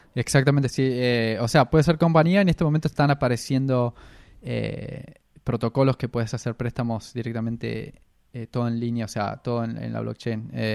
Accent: Argentina; now in Australia; nosotros venimos de Argentina

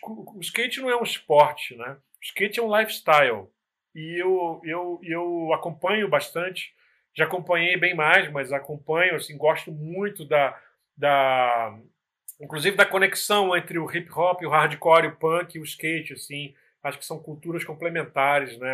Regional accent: Nova Iguaçu, Rio de Janeiro, Brazil; sou de Nova Iguaçu, na Baixada Fluminense

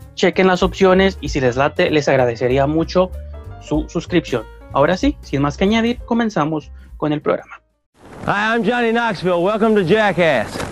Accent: Mexico; como un mexicano

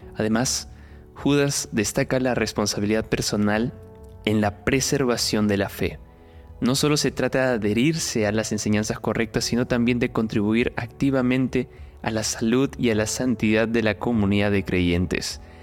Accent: Peru; now in Sao Paulo, Brazil; Soy peruano

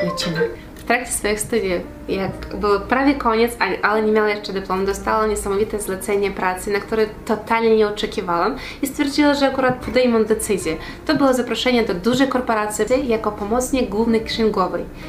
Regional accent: Kherson, Kherson Oblast, Ukraine; moved away as an adult; now in Opole, Poland; W swoim rodzinnym mieście, jak miałam 20 lat, uczestniczyła w konkursie Miss Herson. Właśnie pochodzę z miasta Herson

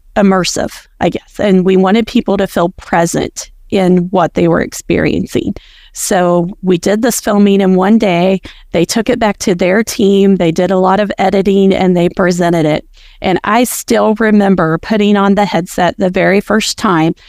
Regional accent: rural Appalachia, United States; my rural Appalachia hometown area where I grew up and where I, um, work

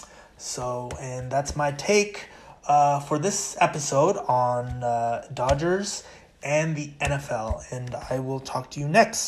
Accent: California, United States; I'm Californian

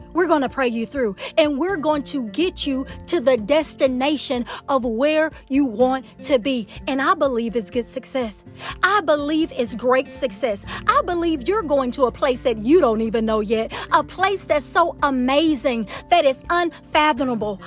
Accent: Atlanta, Georgia, United States; accent: Southern; I am from Atlanta, Georgia, Can you tell? I am a true Southern Belle

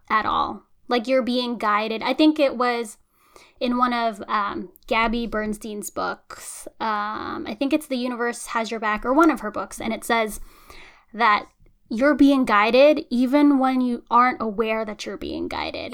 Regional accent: United States; as long as I've lived in America, which has been my entire life

